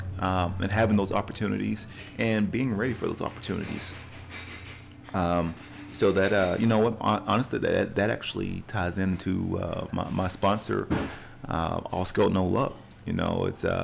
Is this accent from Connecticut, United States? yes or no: no; Cleveland, Tennessee, United States; we're at Ocoee Coffee Company here in Cleveland, Tennessee, my hometown